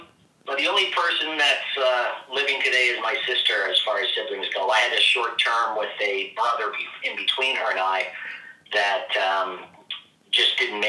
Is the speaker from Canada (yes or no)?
yes; Oakville, Ontario, Canada; also born or lived in Mississauga; now in Grimsby, Canada; I've spent most of my life in Oakville. We moved here from Mississauga. I think I was in grade 2.